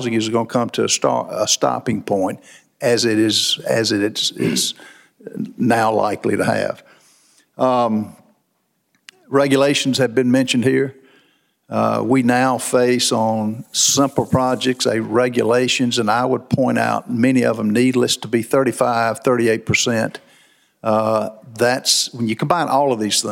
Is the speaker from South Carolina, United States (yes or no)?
yes; South Carolina, United States; I'm from South Carolina. People are moving there